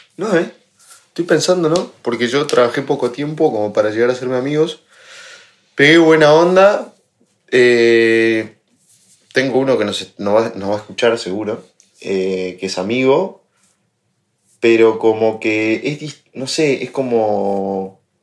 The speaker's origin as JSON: {"language": "Spanish", "country": "Argentina", "moved": "as an adult", "lives_now": "Madrid, Spain"}